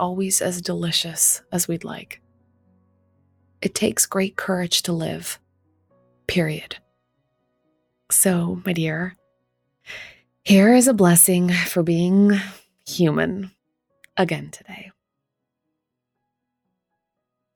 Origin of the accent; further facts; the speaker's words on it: Durham, North Carolina, United States; my hometown of Durham, North Carolina